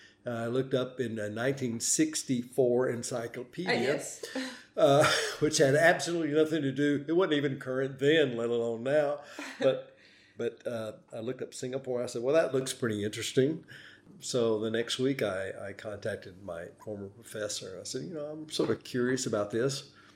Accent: North Carolina, United States; also born or lived in Tennessee / Indiana; Well, I was born in Tennessee, but that's not really where I feel like I grew up. I feel like North Carolina is my home. And we stayed in Tennessee until 64 when we moved up north to Indiana.

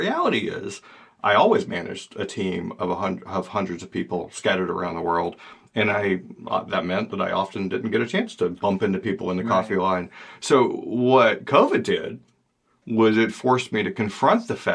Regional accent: Georgia, United States; now in Maine, United States; I'm from Georgia, and now I live in Maine

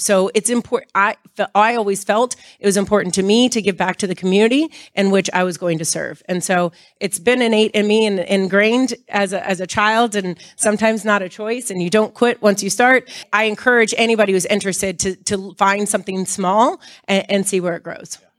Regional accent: Miami, Florida, United States; I grew up in Miami

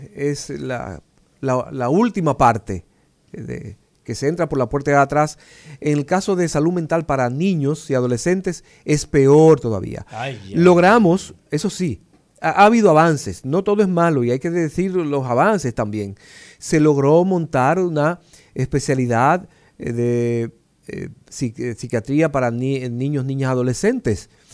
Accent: La Vega, Dominican Republic; now in Santo Domingo, Dominican Republic; Y yo recuerdo en mi pueblo, como mi papá me hablaba, del maestro Serrano

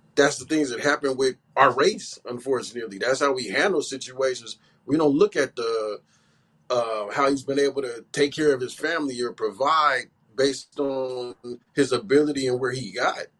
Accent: Bay Area, California, United States; I grew up in the Bay Area, so I go way back

